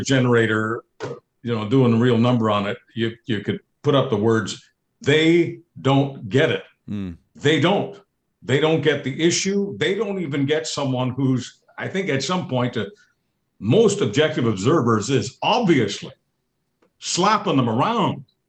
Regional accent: Canada; I'm a Canadian.

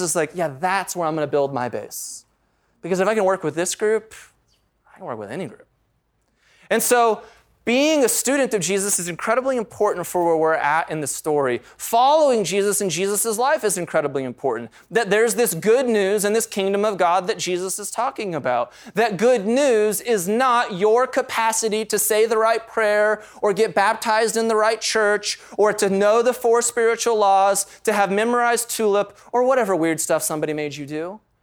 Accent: United States; we grew up in the United States of America in the 20th and 21st century

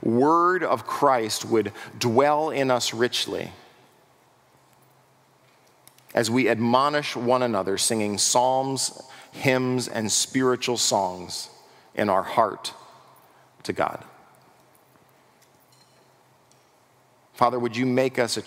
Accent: United States; we as American pragmatic individuals

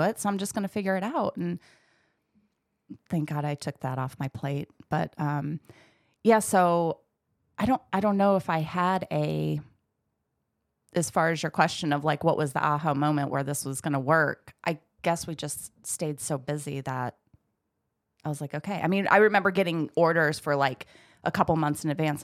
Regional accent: Michigan, United States; moved away; I grew up in Michigan

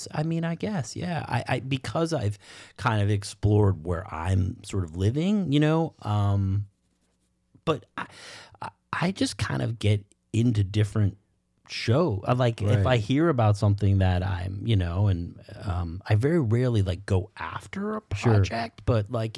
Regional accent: Boston, Massachusetts, United States; I'm from Boston. Right. You know, I'm not a cowboy.

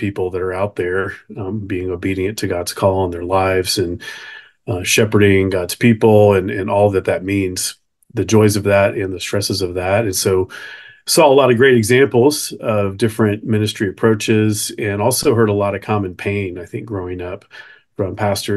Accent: Nashville, Tennessee, United States; I grew up in Nashville most of my formative years

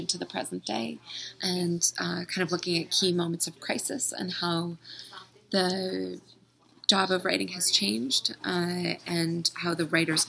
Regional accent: Los Angeles, California, United States; Well, I grew up in Los Angeles

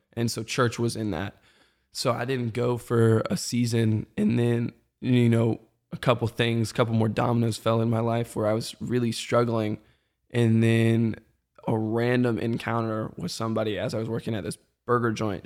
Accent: Marietta, Georgia, United States; also born or lived in Birmingham, Alabama; moved to the, like, Metro Atlanta area up in Kennesaw, Marietta

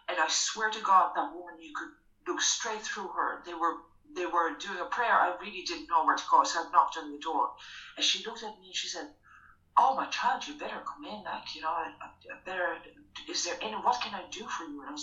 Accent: Ireland; I'm from Ireland

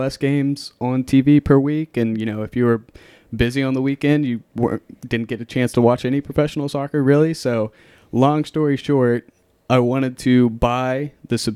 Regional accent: Cross Lanes, West Virginia, United States; moved away as an adult; now in Chattanooga, United States; I'm from West Virginia originally.

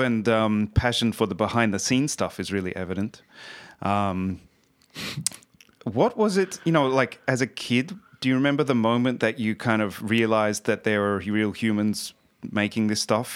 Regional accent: Australia; now in Sweden; I'm from Australia originally

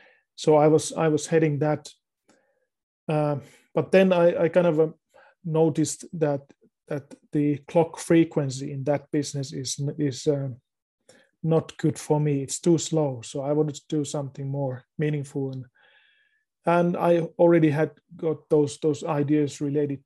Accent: Finland; I live in Finland. I was born here in Finland

